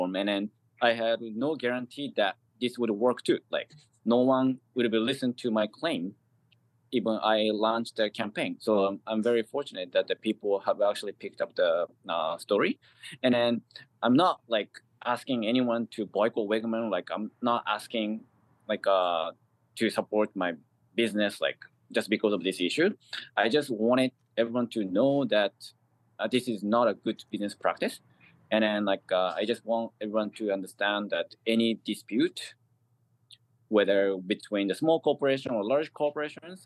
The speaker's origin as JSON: {"language": "English", "country": "Japan", "first_language": "Japanese", "second_language": "English", "moved": "yes", "lives_now": "New York City, United States", "said": "I'm from Japan, and it is my language."}